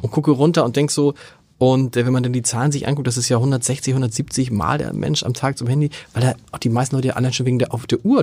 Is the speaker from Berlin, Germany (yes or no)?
no; Hamburg, Germany; moved away; bin ich ja theoretisch gebürtiger Hamburger